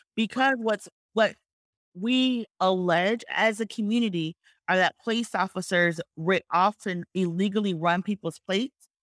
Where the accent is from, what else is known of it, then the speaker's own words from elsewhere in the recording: Georgia, United States; this is my home state of Georgia